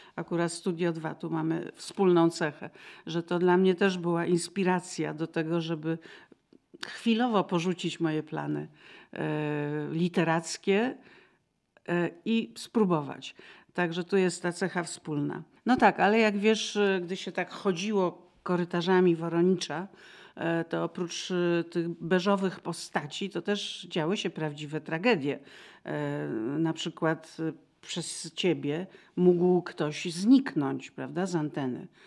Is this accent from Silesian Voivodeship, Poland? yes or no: no; Kraków, Lesser Poland, Poland; moved away; A ja z Krakowa